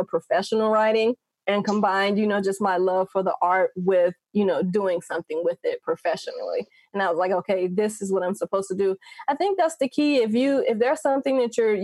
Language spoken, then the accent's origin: English; Gary, Indiana, United States; moved away as an adult; now in Las Vegas, United States; I grew up in Gary, Indiana.